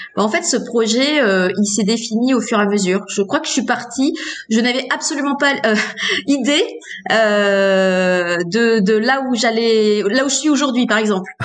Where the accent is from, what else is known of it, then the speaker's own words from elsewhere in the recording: Hauts-de-France, France; je suis née dans les Hauts-de-France j'ai fait mes études dans les Hauts-de-France